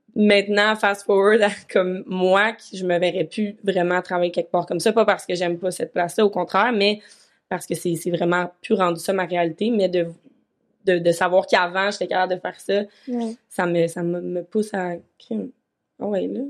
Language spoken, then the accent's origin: French; Vaudreuil-Dorion, Quebec, Canada; also born or lived in Montreal; now in Sherbrooke, Canada; je suis retournée dans ma vie natale à Vaudreuil pendant comme six mois